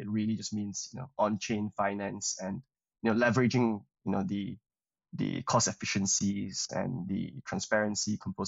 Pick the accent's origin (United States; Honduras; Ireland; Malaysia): Malaysia; moved away as an adult; also born or lived in Cambridge, United Kingdom; I'm originally from Malaysia, came over to the UK to study